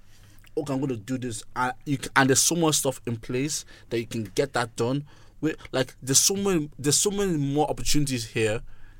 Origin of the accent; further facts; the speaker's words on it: Ennis, Munster, Ireland; I grew up in Ennis.